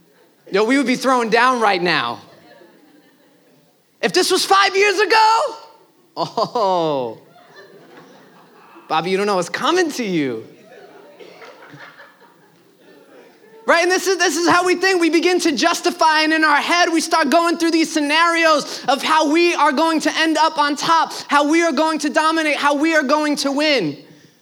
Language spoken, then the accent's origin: English; New York City, New York, United States; I'm from Brooklyn